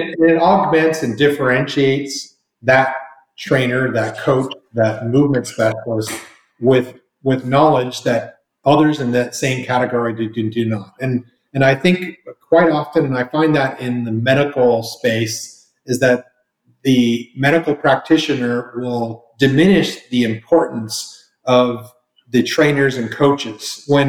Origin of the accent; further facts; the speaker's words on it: Toronto, Ontario, Canada; also born or lived in Florida / California / Colorado; now in Texas, United States; Then, let me step back. I'm Canadian, so I started off in Toronto, home of the best hockey team in the land.